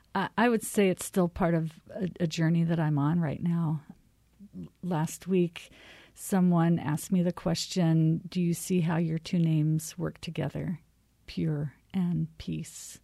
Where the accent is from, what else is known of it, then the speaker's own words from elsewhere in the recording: Arizona, United States; also born or lived in California; now in Minnesota, United States; I'm from Arizona